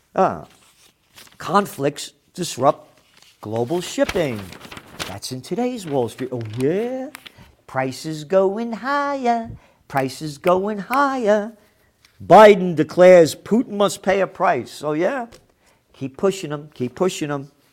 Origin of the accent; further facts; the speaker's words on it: United States; I'm an American